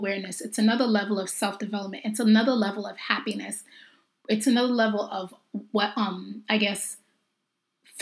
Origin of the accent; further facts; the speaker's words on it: Jamaica; I'm Jamaican